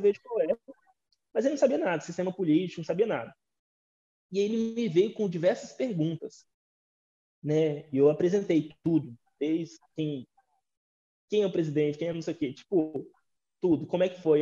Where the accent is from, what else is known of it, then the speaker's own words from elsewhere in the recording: Brazil; a gente se entender enquanto brasileiros